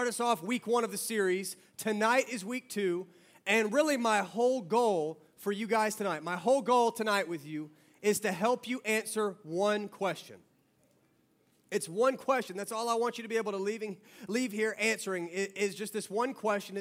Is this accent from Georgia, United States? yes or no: yes; Georgia, United States; I was born and raised in Georgia